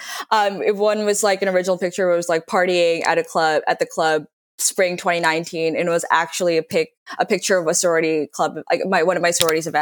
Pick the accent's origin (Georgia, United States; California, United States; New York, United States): New York, United States; New York City; moved away as an adult; also born or lived in Northwestern University (college); I used to use Facebook actively in high school because I'm from New York City